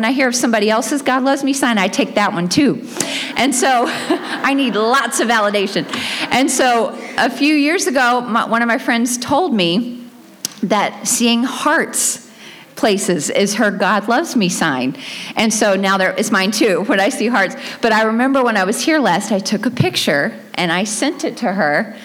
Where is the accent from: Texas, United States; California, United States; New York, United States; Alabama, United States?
Alabama, United States; Dothan; accent: Southern; moved away; I was born in Dothan, Alabama